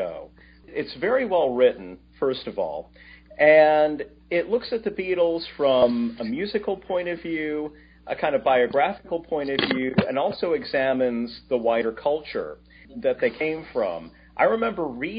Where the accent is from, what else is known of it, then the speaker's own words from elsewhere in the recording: Toledo, Ohio, United States; growing up in Toledo, Ohio